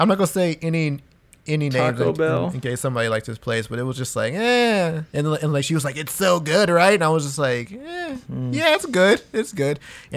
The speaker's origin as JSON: {"language": "English", "region": "Texas", "country": "United States", "also_born_or_lived": "El Paso", "said": "I'm from Texas. Fire? I live in El Paso."}